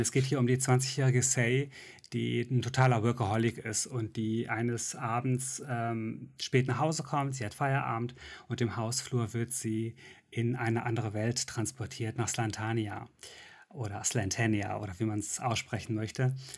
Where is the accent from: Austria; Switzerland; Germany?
Germany; Mönchengladbach, North Rhine-Westphalia; Wir hatten so eine mhm. Stadtbibliothek in Mönchengladbach